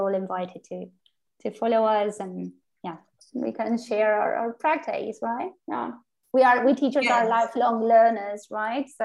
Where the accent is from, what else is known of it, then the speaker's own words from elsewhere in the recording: Argentina; we are from Argentina.